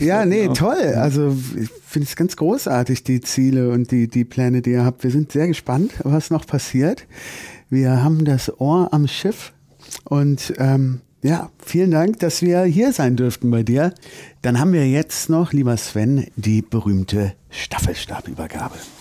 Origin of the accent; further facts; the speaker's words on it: Germany; bei uns in Deutschland